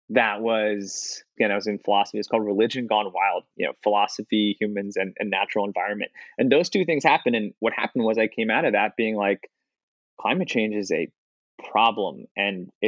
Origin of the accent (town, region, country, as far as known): outside Philadelphia, Pennsylvania, United States; born or raised there